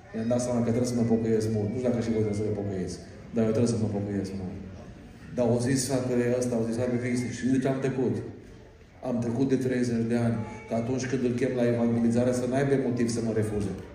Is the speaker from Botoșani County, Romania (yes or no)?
no; Arad, Arad County, Romania; Eu am fost născut în, în Arad.